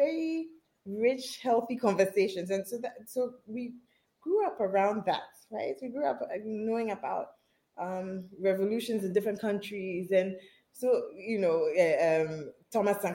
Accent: Accra, Greater Accra, Ghana; I grew up in a not so conventional Ghanaian home

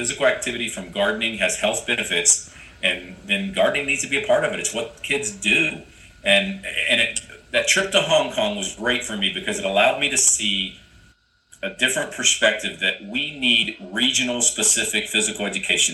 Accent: Ohio, United States; moved away; I was born and raised in Ohio

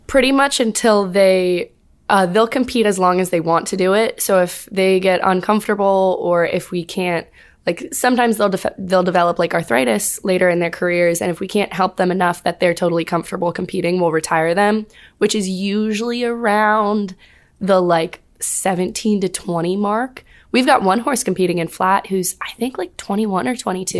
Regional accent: Fauquier County, Northern Virginia, United States; moved away as an adult; now in Auburn, Alabama, United States; I am from Northern Virginia-ish.

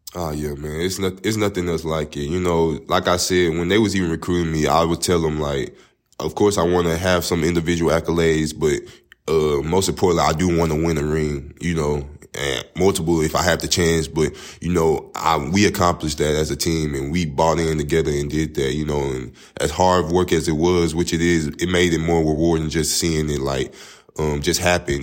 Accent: Tyler, Texas, United States; now in Marshall, United States; I'm from Tyler, Texas, um, East Texas, by an hour away from here in Marshall. Um, I'm born and raised there, grew up there

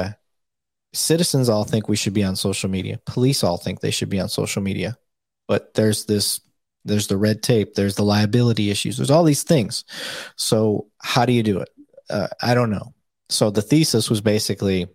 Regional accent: Flint, Michigan, United States; moved away as an adult; also born or lived in Saginaw, Michigan; now in Dallas-Fort Worth, United States; I'm originally from Flint, Michigan

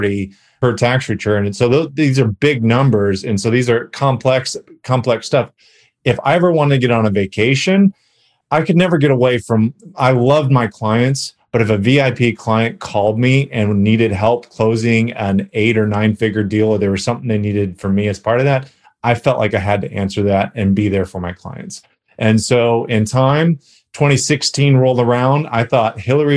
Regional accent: California, United States; moved away as an adult; now in Dallas, United States; I am originally from California, but now I live in Texas

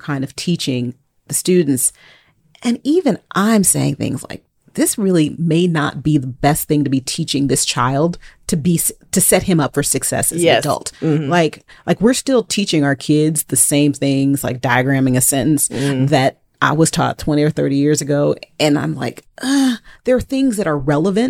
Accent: California, United States; now in Texas, United States; I'm not from Texas. I'm from California

